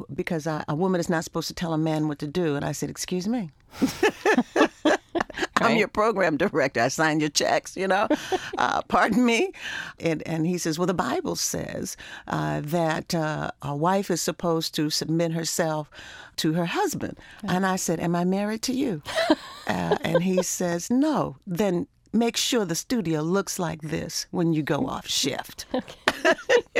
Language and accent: English; Baltimore, Maryland, United States; growing up in Baltimore, we were in a very wonderful community where we knew everybody in the neighborhood